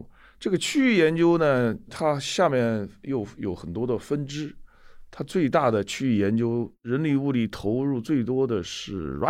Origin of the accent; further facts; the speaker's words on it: China; moved away as an adult; now in United States; 作为一个中国人来说，